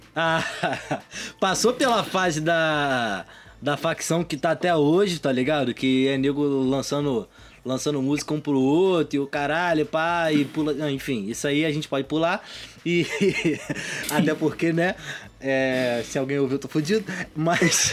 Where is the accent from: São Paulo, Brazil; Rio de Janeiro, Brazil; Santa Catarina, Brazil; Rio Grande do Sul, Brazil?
Rio de Janeiro, Brazil; São Gonçalo; also born or lived in Morro do Pinto, Rio de Janeiro; now in Rio de Janeiro, Brazil; Eu sou de São Gonçalo